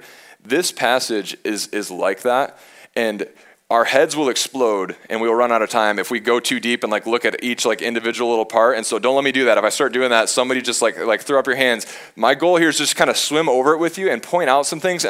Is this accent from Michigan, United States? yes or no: yes; Michigan, United States; I'm from Michigan.